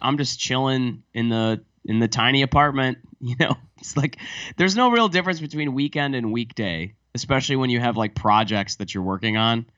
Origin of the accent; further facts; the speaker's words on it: United States; moved away; also born or lived in Paris, France; as an American